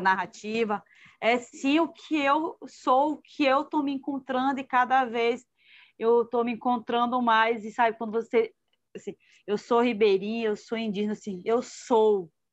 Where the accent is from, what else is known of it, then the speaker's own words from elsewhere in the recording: Manaus, Amazonas, Brazil; moved away as an adult; also born or lived in São Paulo; eu sou amazonense e manauara, né, que eu nasci na capital